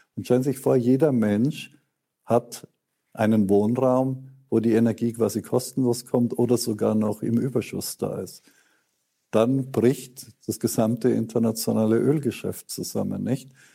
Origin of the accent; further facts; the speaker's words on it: Germany; Das ist eine große Ehre als Deutscher in diesem Fall